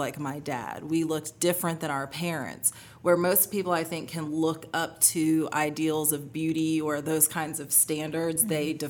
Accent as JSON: {"language": "English", "region": "North Alabama", "country": "United States", "tie": "born or raised there", "also_born_or_lived": "upstate New York / New Orleans", "moved": "as an adult", "said": "I grew up in North Alabama"}